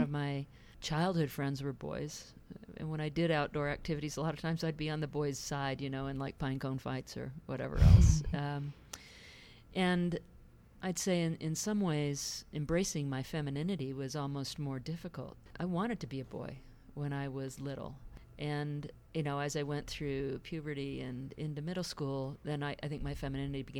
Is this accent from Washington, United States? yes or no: yes; Seattle, Washington, United States; born or raised there; also born or lived in England